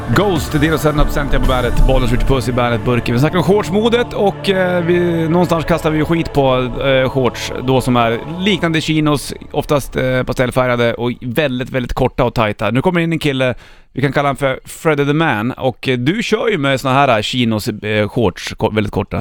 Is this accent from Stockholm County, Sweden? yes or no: yes; Stockholm, Stockholm County, Sweden; jag är från Södermalm